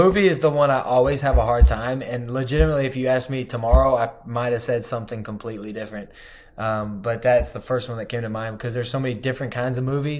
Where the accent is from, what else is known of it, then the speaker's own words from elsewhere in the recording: Arkansas, United States; born there; also born or lived in Atlanta / Birmingham / Miami / Charleston; So I was born in Arkansas, moved to Atlanta, moved to Birmingham, moved to Miami, Florida. Then we moved back to Birmingham for a year. And then we went to Charleston, South Carolina.